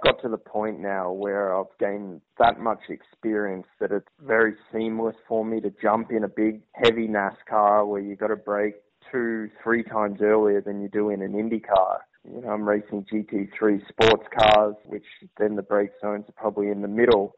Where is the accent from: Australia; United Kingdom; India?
Australia; now in United States; being an Australian in America